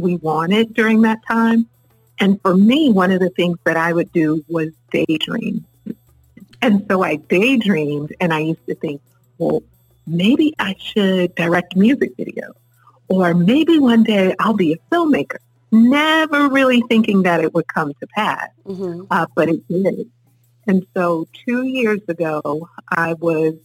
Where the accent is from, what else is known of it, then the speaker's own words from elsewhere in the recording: New York City, New York, United States; as a little girl growing up in East New York